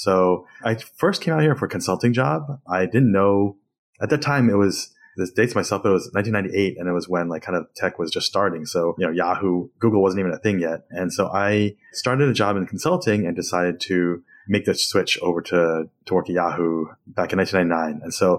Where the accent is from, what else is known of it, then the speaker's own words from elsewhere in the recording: Princeton, New Jersey, United States; moved away as an adult; also born or lived in Queens, New York; now in Bay Area, United States; I am Taiwanese American. I was born in New York and grew up most of my life in New Jersey, in the Princeton area.